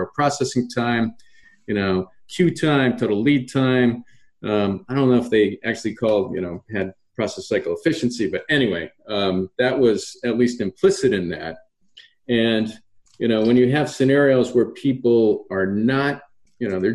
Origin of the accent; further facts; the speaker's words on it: Massachusetts, United States; I grew up in Massachusetts